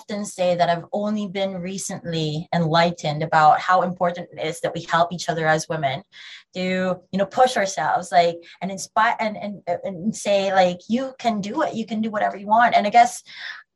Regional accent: Philippines; now in United Kingdom; I'm Filipino

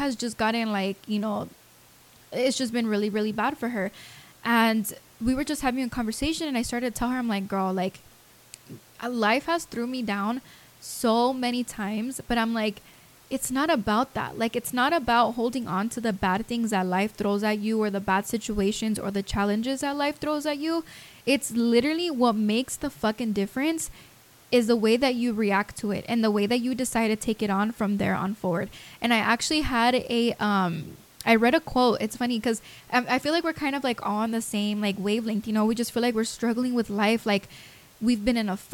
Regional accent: Las Vegas, Nevada, United States; moved away; I'm from Vegas

